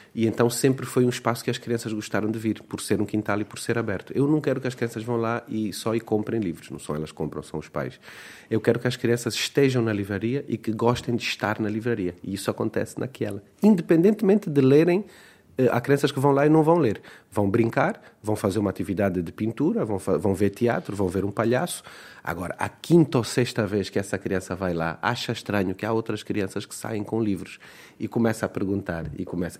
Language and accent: Portuguese; Luanda, Luanda Province, Angola; first language Portuguese; Eu nasci em Luanda, num contexto urbano, eh, plenamente cercado e, e, até refugiado na língua, na língua portuguesa. É mesmo a minha língua materna.